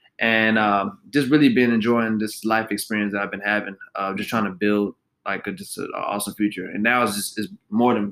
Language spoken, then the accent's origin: English; Fort Worth, Texas, United States; I was born and raised in Fort Worth.